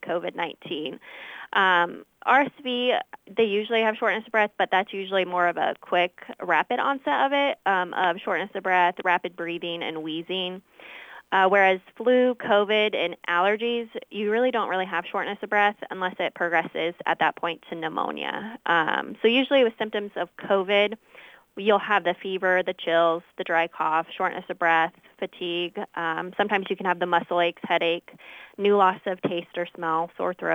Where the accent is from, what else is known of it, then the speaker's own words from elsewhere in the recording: Monmouth, Illinois, United States; I grew up here in Monmouth region where I attended the Monmouth schools